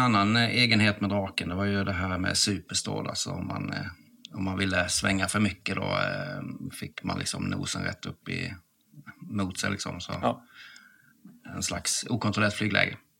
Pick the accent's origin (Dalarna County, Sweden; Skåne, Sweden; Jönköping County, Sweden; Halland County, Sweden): Halland County, Sweden; Halmstad; moved away; Jag är från Halmstad från början